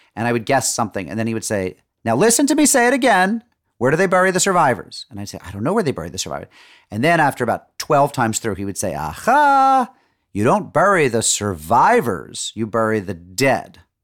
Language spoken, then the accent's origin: English; Springfield, Massachusetts, United States; I'm from Springfield, Massachusetts.